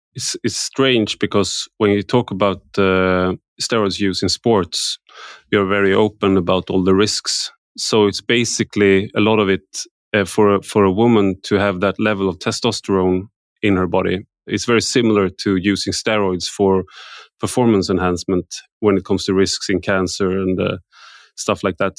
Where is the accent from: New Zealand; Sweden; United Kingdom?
Sweden; I grew up in Sweden